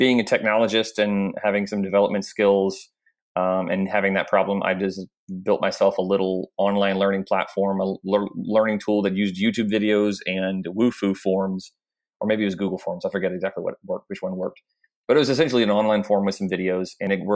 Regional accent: Jacksonville, Florida, United States; also born or lived in Oklahoma; I was serving in a church plant here in my hometown of Jacksonville, Florida

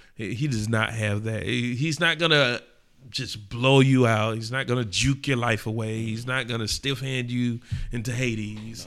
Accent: Atlanta, Georgia, United States; We come from Atlanta.

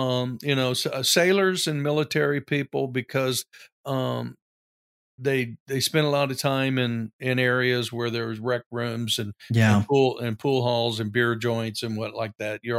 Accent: Gilmer, Texas, United States; also born or lived in San Diego / Corpus Christi; Gilmer, there was really absolutely nothing to do as a teenager, especially for one growing up in San Diego and Corpus Christi, mm-hmm. And then rural East Texas in the late 60s.

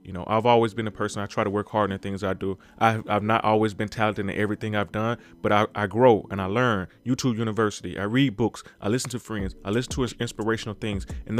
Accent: Mississippi, United States; because I'm from Mississippi, and when sometimes you're in that town, you're in that small town, you just don't have the vision enough to kind of think beyond where you are.

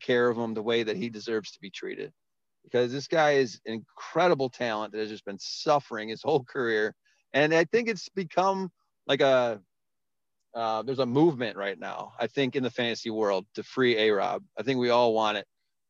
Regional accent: Chicago, Illinois, United States; I live in Chicago, grew up here

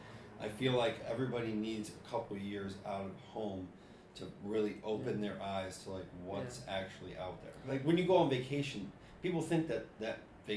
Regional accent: Ohio, United States; I'm from Ohio.

